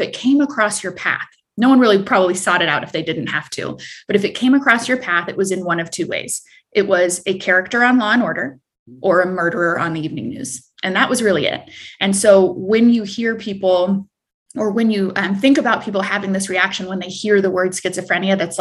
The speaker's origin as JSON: {"language": "English", "town": "Prairie Village", "region": "Kansas", "country": "United States", "tie": "born or raised there", "also_born_or_lived": "Escazú, Costa Rica", "said": "I mostly grew up in the Midwest"}